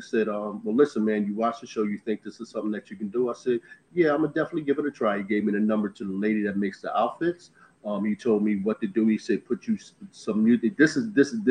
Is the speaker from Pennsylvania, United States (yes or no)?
yes; Philadelphia, Pennsylvania, United States; moved away as an adult; now in Florida, United States; I'm from West Philadelphia, born and raised, WESTPHILLOY. I reside now in Florida.